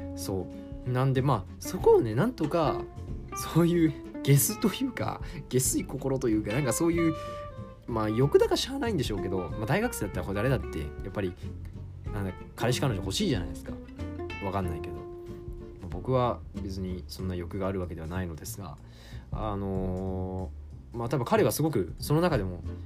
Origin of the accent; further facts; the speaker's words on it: Hyogo, Japan; 地元の市議やってで兵庫県出身なので